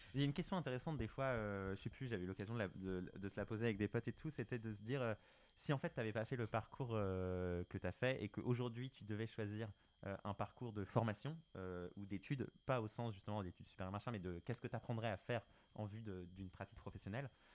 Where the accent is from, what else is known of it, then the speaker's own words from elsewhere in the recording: France; quand on est français